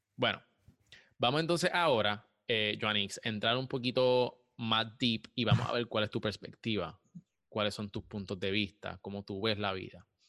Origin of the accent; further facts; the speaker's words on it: Puerto Rico; yo soy de Puerto Rico también